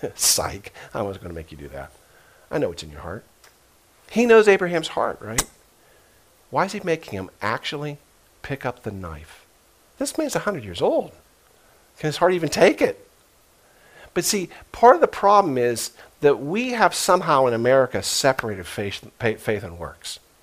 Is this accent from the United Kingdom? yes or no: no; United States; I was brought up as an American Christian.